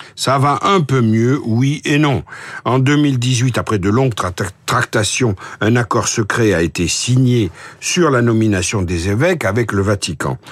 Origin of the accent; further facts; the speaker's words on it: Marseille, Provence-Alpes-Côte d'Azur, France; je suis né à Marseille